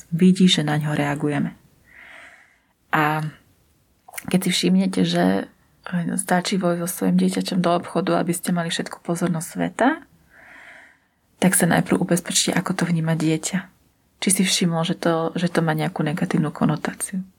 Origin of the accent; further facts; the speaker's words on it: Bratislava, Bratislava Region, Slovakia; ja teda pochádzam z Bratislavy, ale dva a pol roka som pracovala v takom menšom okresnom meste.